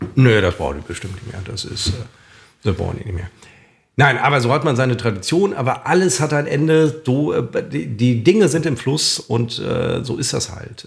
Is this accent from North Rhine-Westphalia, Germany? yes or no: yes; a suburb of Münster, North Rhine-Westphalia, Germany; ich besuche dann immer meine alte Grundschule in meiner alten Heimat, in einem Vorort von Münster.